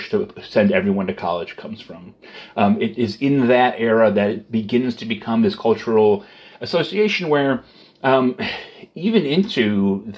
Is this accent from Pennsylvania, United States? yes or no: no; Middletown, Connecticut, United States; In my hometown, Pratt & Whitney makes engines for jet planes